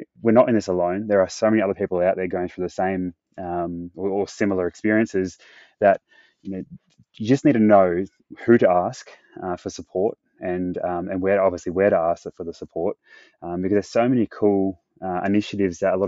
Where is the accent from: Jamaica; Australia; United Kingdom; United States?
Australia; Perth, Western Australia; moved away as an adult; my hometown where I was from in Perth.